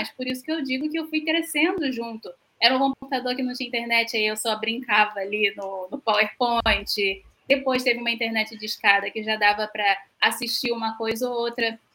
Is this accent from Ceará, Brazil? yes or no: no; Rio de Janeiro, Brazil; sou, do Rio de Janeiro.